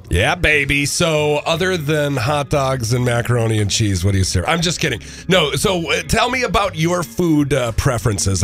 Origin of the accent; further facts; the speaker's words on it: Minneapolis, Minnesota, United States; I'm from Minneapolis.